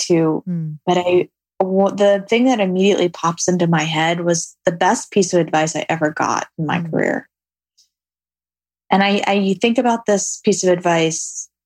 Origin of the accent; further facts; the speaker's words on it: New York City, New York, United States; I'm a city girl. I grew up in New York City.